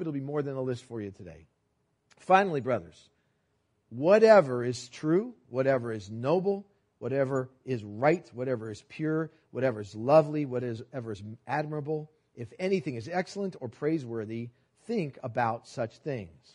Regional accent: New York City, New York, United States; I was born in New York City and we were, rode the subways. My parents lived in Manhat, or worked in Manhattan. We lived in Brooklyn. We rode the subways all the time.

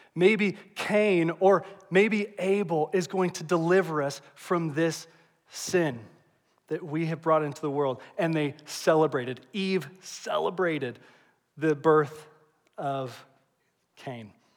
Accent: Indianapolis, Indiana, United States; also born or lived in Evansville, Indiana; I grew up here in Indianapolis

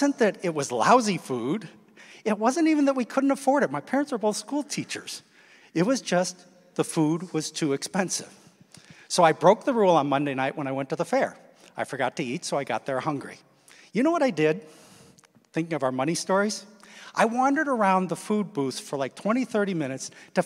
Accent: Midwest, United States; moved away; I grew up in the Midwest

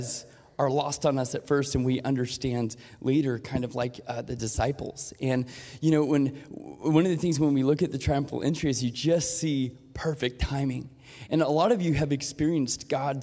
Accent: Portland, United States; I grew up in Portland

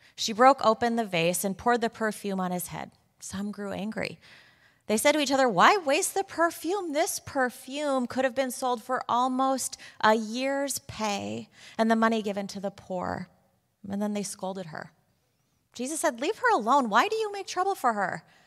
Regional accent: Chicago, Illinois, United States; moved away as an adult; now in Waltham, United States; I am from Chicago.

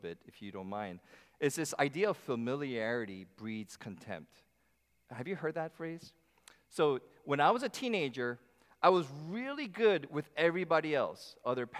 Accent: New Jersey, United States; My hometown church in New Jersey

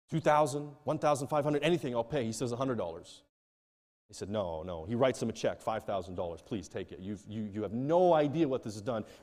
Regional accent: Nigeria; Now, I come from Nigeria, where if they, you tell them and you come in a bit frantically

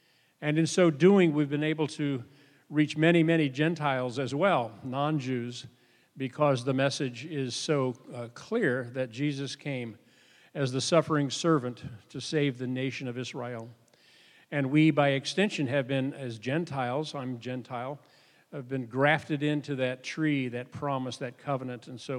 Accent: Sweden; Well, we're kinsmen. I'm from Sweden. So, I shouldn't have said that. I should have said I'm Norwegian, right? But I like to tell people that I'm Scandinavian at least, and then that's the good news. The bad news is that I'm Swedish.

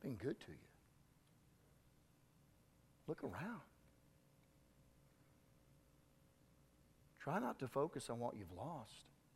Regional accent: Southwest Kansas, United States; I'm from Southwest Kansas

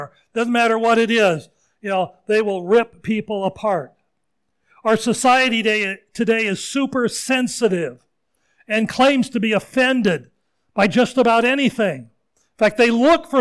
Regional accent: Seattle, Washington, United States; moved away as an adult; also born or lived in Wayne, New Jersey; the church I grew up in Ballard, in Seattle area, Scandinavian church

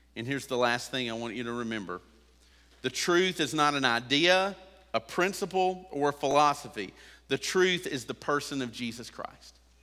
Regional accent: United States

